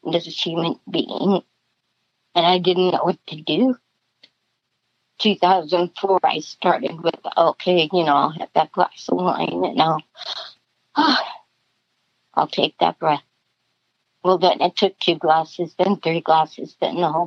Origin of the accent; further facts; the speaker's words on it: South Dakota, United States; I was born in 1953 in South Dakota. Typical Midwest family, hard workers.